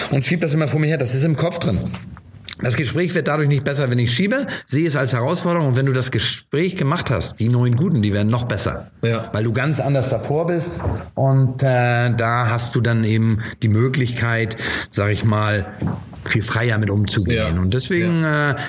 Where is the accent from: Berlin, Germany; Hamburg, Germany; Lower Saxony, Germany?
Hamburg, Germany; also born or lived in Stapelfeld, Schleswig-Holstein; ich bin als Hamburger